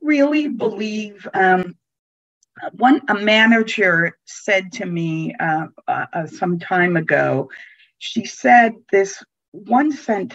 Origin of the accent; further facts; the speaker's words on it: New York City, New York, United States; also born or lived in Italy; I was born in Italy. Mm-hmm. And grew up in New York City